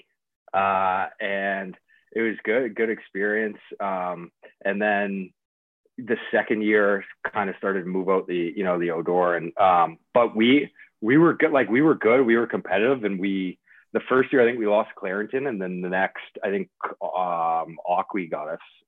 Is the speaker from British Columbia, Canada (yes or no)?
no; Oakville, Ontario, Canada; moved away; also born or lived in Florida; born and raised in Oakville.